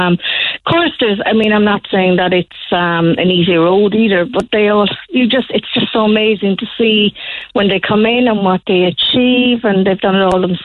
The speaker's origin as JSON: {"language": "English", "town": "Killarney", "region": "Munster", "country": "Ireland", "said": "I came up from Killarney, come to Kerry."}